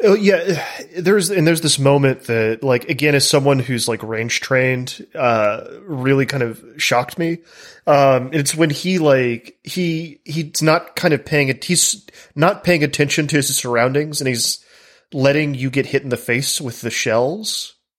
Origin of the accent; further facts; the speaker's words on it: the American South, United States; an American from the South where I've, I've lived among gun culture my entire life